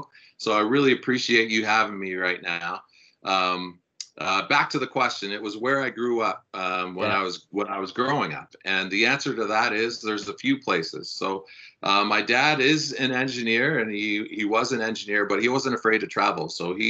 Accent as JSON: {"language": "English", "town": "Stouffville", "region": "Ontario", "country": "Canada", "tie": "born or raised there", "said": "I grew up in Stouffville, which is about 45 minutes northeast of Toronto. So it's still the GTA, but its slogan is the country close to the city."}